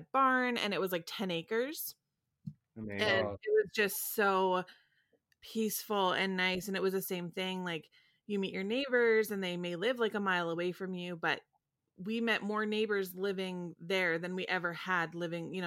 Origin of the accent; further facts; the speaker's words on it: Sarnia, Ontario, Canada; I grew up in Sarnia, Ontario.